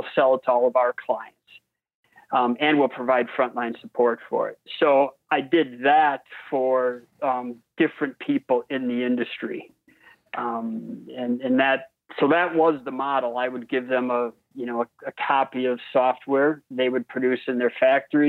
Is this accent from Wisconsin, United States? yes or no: yes; Wisconsin, United States; I was a basketball player from Wisconsin